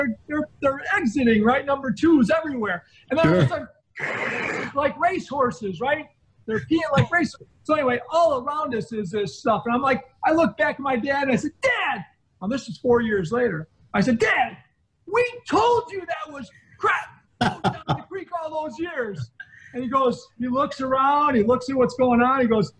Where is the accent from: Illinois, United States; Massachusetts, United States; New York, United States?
Illinois, United States; northern; born or raised there